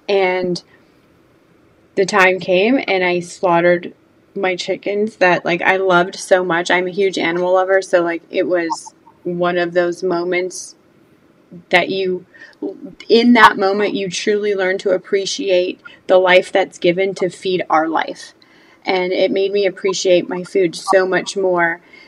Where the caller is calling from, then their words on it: Georgia, United States; I am in Georgia